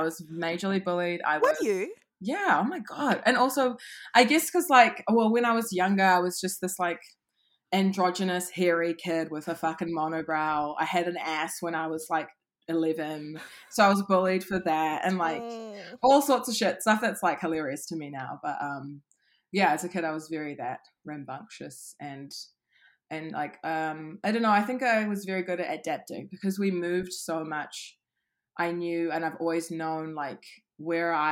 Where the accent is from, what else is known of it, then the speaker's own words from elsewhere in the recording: Auckland, New Zealand; I grew up in Auckland, mainly West Auckland.